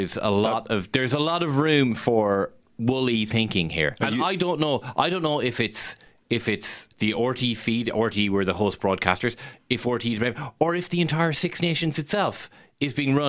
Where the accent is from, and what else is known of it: Ireland